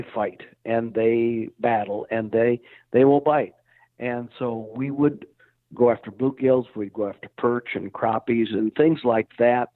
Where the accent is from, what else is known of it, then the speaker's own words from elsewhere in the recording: South Dakota, United States; I grew up in South Dakota